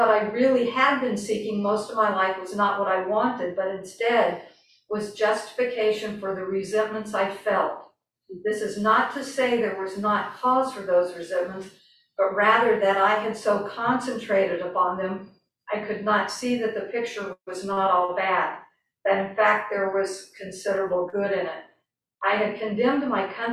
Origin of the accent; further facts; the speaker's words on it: the South, United States; I grew up in the South